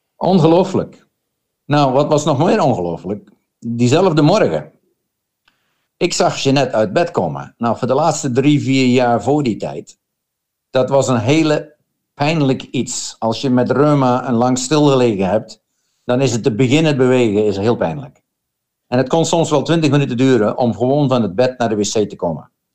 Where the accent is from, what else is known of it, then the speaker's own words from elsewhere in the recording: Schaarsbergen, Gelderland, Netherlands; moved away as an adult; now in Australia; Ik kom van Gelderland, een klein dorpje net boven Arnhem, heet Schaarsbergen